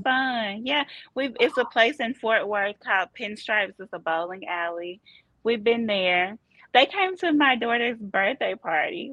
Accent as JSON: {"language": "English", "town": "Memphis", "region": "Tennessee", "country": "United States", "tie": "born or raised there", "also_born_or_lived": "Chattanooga, Tennessee", "moved": "as an adult", "lives_now": "Benbrook, United States", "said": "I am born and raised in Memphis, Tennessee."}